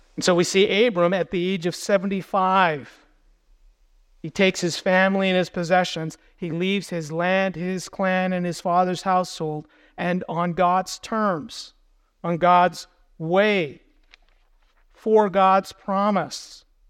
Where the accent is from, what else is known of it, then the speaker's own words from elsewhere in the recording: United States; we as American believers